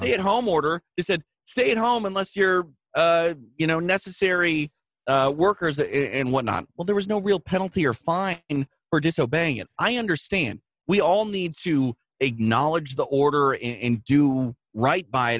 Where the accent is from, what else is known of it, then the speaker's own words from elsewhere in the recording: Midwest, United States; moved away; I'm from the Midwest